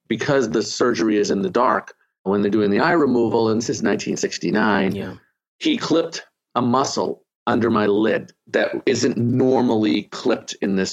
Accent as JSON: {"language": "English", "town": "Boston", "region": "Massachusetts", "country": "United States", "tie": "born or raised there", "also_born_or_lived": "Arlington, Massachusetts", "moved": "yes", "lives_now": "Miami, United States", "said": "I'm from Boston. I live in Miami."}